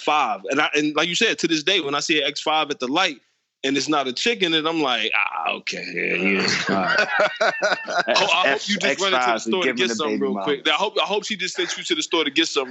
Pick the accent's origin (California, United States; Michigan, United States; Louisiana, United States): Michigan, United States; Detroit; growing up in Detroit